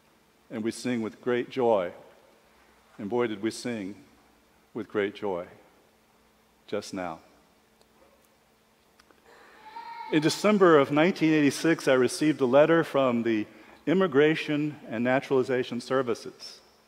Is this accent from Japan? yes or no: yes; Japan; born there; A bit of background, I was born in Japan. My mother, Japanese, my father, a serviceman stationed in Japan.